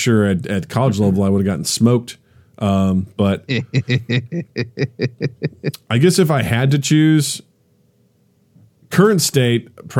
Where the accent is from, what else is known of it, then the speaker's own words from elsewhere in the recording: Kirksville, Missouri, United States; moved away; my hometown in Kirksville